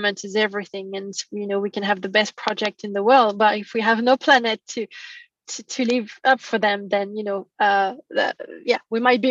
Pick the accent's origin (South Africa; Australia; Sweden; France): France; moved away; I'm from France originally.